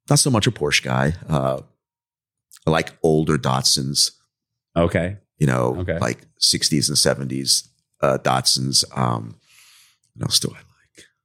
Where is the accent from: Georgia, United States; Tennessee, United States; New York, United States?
New York, United States; Commack; also born or lived in Bronx; I, grew, up in the Northeast. I was born in uh, the Bronx in New York City.